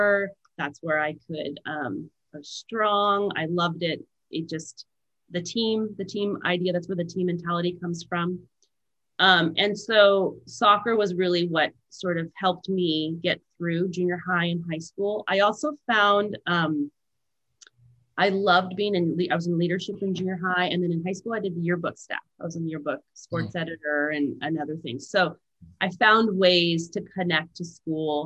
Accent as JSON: {"language": "English", "town": "Valley Center", "region": "California", "country": "United States", "tie": "born or raised there", "also_born_or_lived": "Escondido, California", "moved": "yes", "lives_now": "Santa Barbara, United States", "said": "I was born in North County, San Diego, and my mom and dad lived on an avocado ranch in a trailer"}